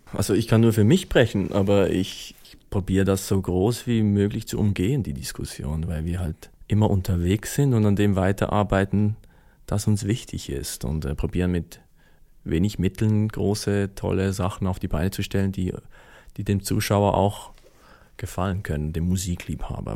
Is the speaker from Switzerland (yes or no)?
yes; Switzerland; als Schweizer